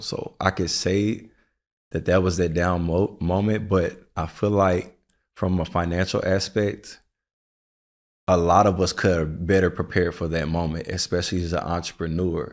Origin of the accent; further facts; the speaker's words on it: the South, United States; now in New York, United States; I'm from the South